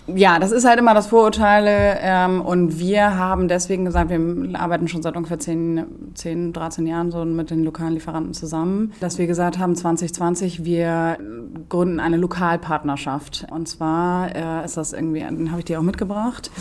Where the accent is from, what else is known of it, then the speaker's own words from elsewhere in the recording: Schleswig-Holstein, Germany; also born or lived in Göttingen; gebürtige Schleswig-Holsteinerin, bin auf einem schönen Land aufgewachsen